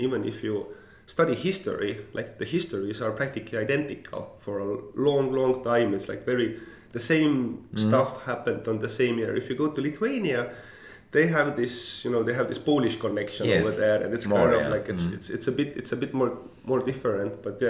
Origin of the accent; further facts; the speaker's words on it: Estonia; yes, I'm from Estonia, the greatest e-nation in the world